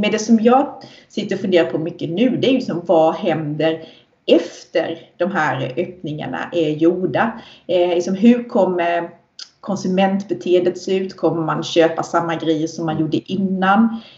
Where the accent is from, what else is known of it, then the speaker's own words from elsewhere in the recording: Sweden; Vi svenskar